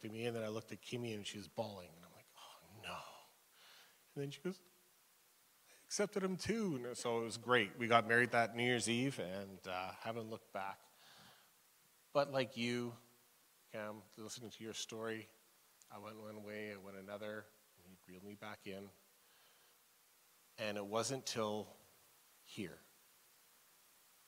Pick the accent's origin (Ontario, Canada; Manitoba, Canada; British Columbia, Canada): British Columbia, Canada; McBride; Growing up in McBride, I knew everybody there